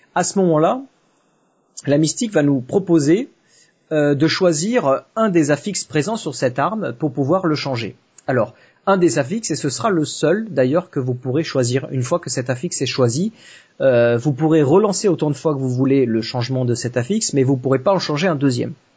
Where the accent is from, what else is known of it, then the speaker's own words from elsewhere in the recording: south of France, France; je suis pas de Paris, hein, je, suis, je suis du sud de la France